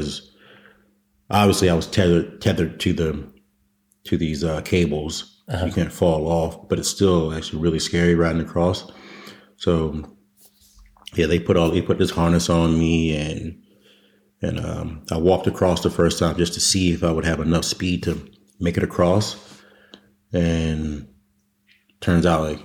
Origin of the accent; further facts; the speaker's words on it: Waldorf, Maryland, United States; moved away as an adult; I grew up in Waldorf, Maryland